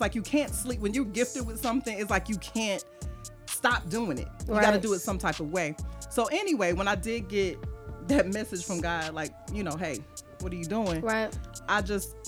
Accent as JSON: {"language": "English", "town": "Decatur", "region": "Georgia", "country": "United States", "tie": "born or raised there", "also_born_or_lived": "Stone Mountain, Georgia", "said": "I am from east side of Atlanta. I grew up in Decatur. I was raised in Stone Mountain"}